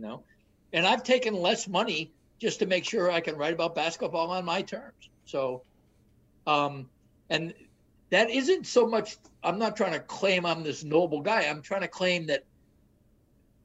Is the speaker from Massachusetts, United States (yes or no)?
yes; Boston, Massachusetts, United States; moved away; I grew up in Boston